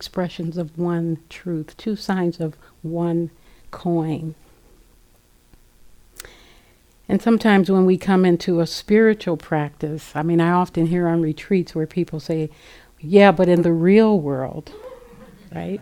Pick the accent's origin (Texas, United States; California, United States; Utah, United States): California, United States; Los Angeles; growing up in South Central Los Angeles